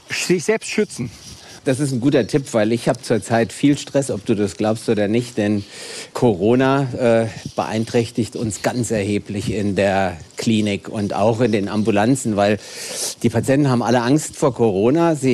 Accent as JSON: {"language": "German", "town": "Wiesbaden", "region": "Hesse", "country": "Germany", "said": "wir beide kommen ja aus Hessen, ich aus Wiesbaden."}